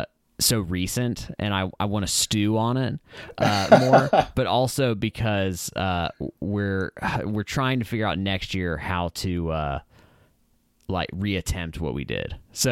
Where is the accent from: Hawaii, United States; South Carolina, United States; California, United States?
Hawaii, United States; I grew up in Hawaii. Yeah. So, I grew up in Hawaii. I was a military kid, Navy kid.